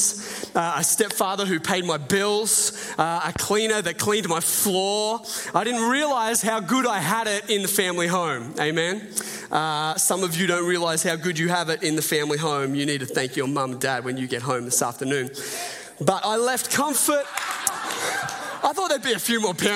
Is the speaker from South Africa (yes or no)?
no; Port Macquarie, New South Wales, Australia; moved away as an adult; I grew up in, did the most of my growing up in Port Macquarie